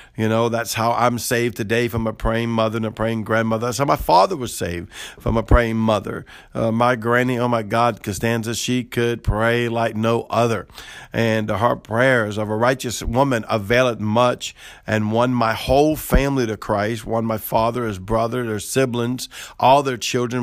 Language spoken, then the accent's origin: English; New Orleans, Louisiana, United States; I'm from New Orleans